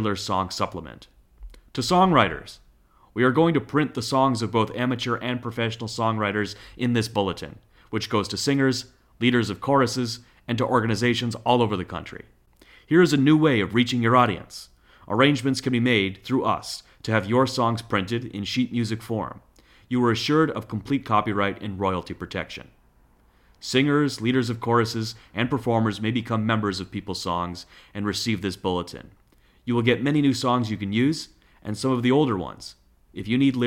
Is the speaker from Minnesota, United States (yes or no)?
no; Boston, Massachusetts, United States; growing up in the Boston area